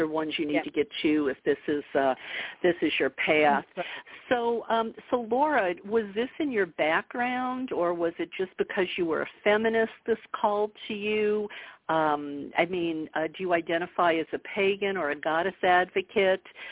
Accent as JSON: {"language": "English", "region": "Bible Belt of the southern United States", "country": "United States", "tie": "born or raised there", "said": "I grew up in the Bible Belt of the southern United States"}